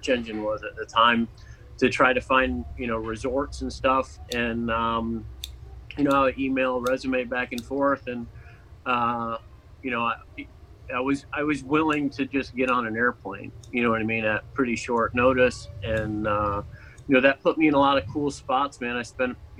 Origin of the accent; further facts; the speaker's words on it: Orlando, Florida, United States; also born or lived in Niagara Falls; My family moved down here in the mid-80s. And I hung out kind of like, I was here through school